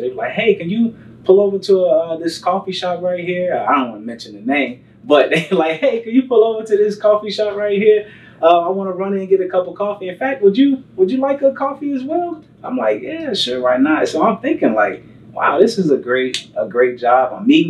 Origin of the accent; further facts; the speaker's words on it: Chicago, Illinois, United States; I was raised on the south side of Chicago. So I went to Ariel Community Academy. That's in like Kenwood. I went to John Hope College Prep, that's on the south side, Inglewood actually. I'm from Inglewood, born and raised.